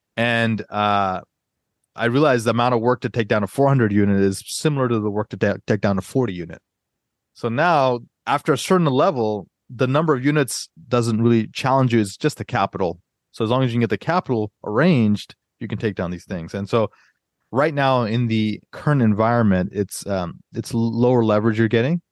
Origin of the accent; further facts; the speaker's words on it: Atlanta, Georgia, United States; moved away as an adult; also born or lived in Northern Virginia; I grew up in Atlanta